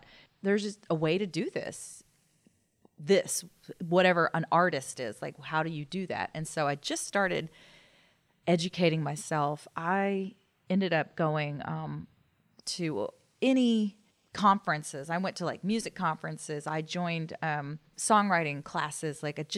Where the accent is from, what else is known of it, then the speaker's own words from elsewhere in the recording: Dallas, Texas, United States; also born or lived in Destin, Florida; I grew up here in Dallas.